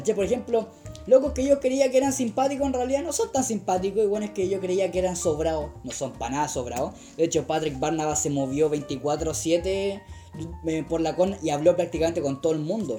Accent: Chile

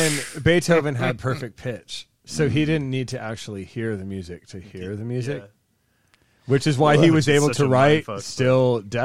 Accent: San Antonio, Texas, United States; moved away as an adult; also born or lived in Baltimore; I'm from San Antonio, Texas.

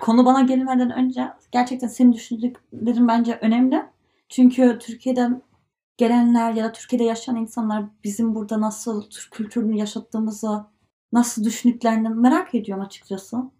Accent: Germany; Turkish is a second language; Almanya'da yaşıyoruz.

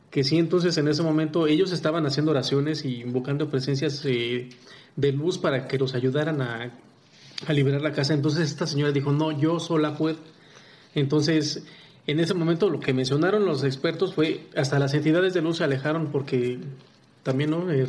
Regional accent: Mexico City, Mexico; yo soy de Ciudad de México

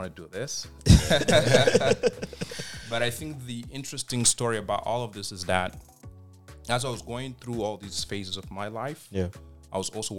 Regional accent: DR Congo; English is a second language; moved away as an adult; now in Canada; I was born and raised in the Democratic Republic of the Congo.

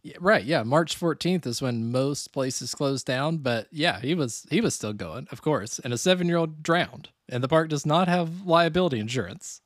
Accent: Gatlinburg, Tennessee, United States; also born or lived in San Francisco; now in Chicago, United States; growing up near Gatlinburg

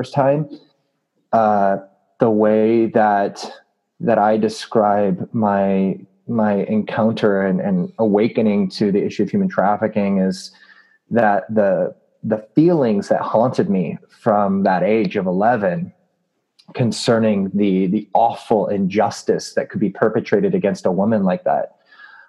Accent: Southern California, United States; Growing up, I grew up in Southern California.

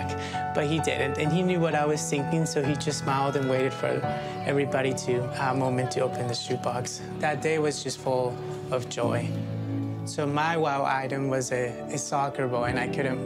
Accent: El Salvador; moved away; I'm from El Salvador. I actually don't know much about my own country because I was in an orphanage in the middle of nowhere, and that's where I grew up

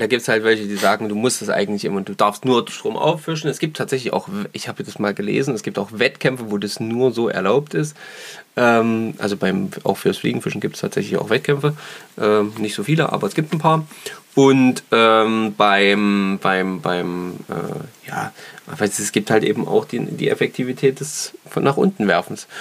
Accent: Saxony, Germany; bei uns in Sachsen

